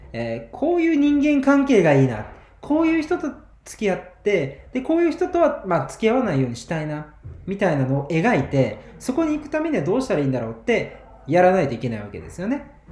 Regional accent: Kagawa, Japan; 僕、地元香川県なんですけど。

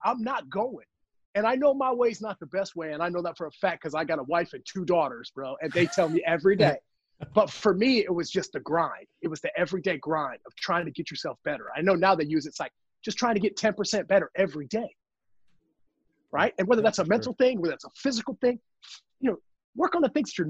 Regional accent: Parkersburg, West Virginia, United States; also born or lived in Columbus, Ohio; I ended up moving to a little town called Parkersburg, West Virginia with my grandparents at the time

